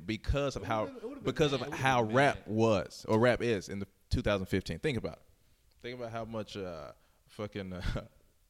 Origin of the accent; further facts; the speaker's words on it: Fayetteville, North Carolina, United States; We're both from Fayetteville